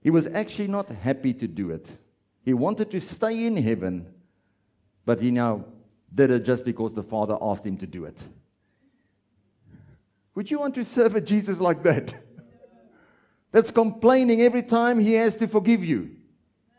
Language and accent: English; South Africa; I'm South African